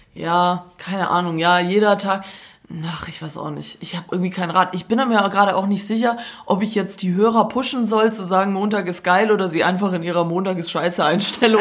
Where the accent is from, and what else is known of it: Stuttgart, Baden-Württemberg, Germany; accent: Swabian